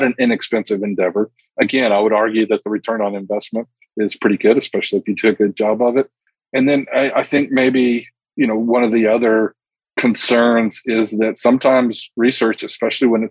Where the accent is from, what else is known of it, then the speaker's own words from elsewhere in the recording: Texas Panhandle, United States; also born or lived in Russia; I grew up in the Texas Panhandle